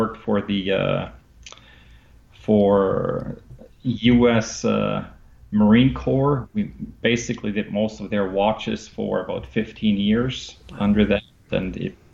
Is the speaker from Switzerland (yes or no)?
yes; Biel, Bern, Switzerland; moved away as an adult; now in United States; I grew up in Kiel, which is kind of the watch capital of the world, with headquarters of the Swatch Group